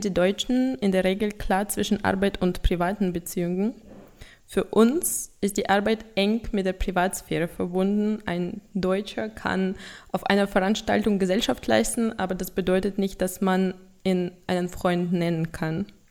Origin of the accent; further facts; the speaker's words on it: Russia; German is a second language; Ich komme aus Russland